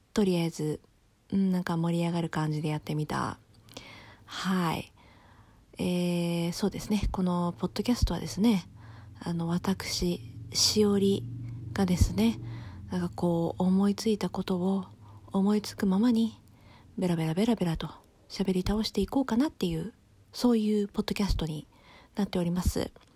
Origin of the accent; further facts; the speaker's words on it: Japan; 私は日本人です